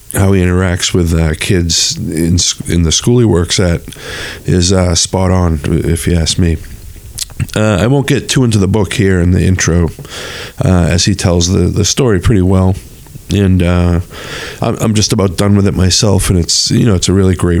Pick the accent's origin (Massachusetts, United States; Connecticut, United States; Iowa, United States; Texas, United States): Massachusetts, United States; North Shore; we were both growing up on the North Shore